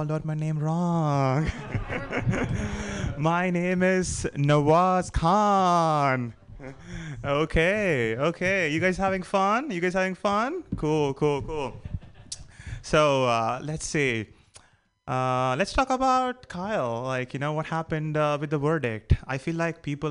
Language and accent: English; India; now in United States; I'm Indian. So that means I'm an immigrant